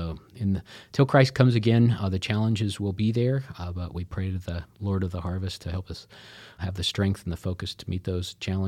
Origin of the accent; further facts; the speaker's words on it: Nebraska, United States; Then we moved back to our home state, which both Jenny and I were born and raised in Nebraska. We're excited to be based out of Omaha, Nebraska.